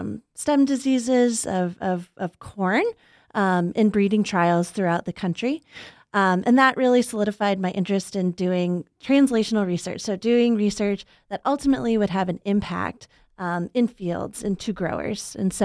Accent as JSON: {"language": "English", "region": "Arkansas", "country": "United States", "said": "So I'm actually from Arkansas originally, which is where I did my undergraduate degree."}